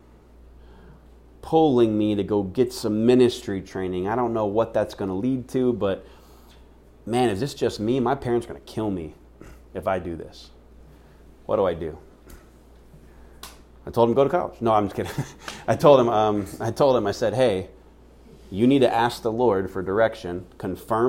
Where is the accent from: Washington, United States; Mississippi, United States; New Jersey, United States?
Washington, United States; Seattle; now in Phoenix, United States; my hometown of Seattle, Washington